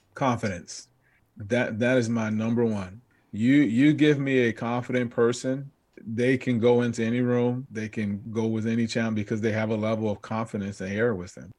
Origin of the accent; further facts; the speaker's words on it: Southern California, United States; growing up in Southern California, and we grew up in the area where we played out in the streets